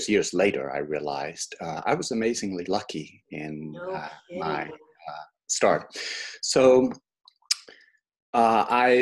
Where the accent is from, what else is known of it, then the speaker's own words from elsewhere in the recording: Oxford, South East England, United Kingdom; moved away; I was growing up in England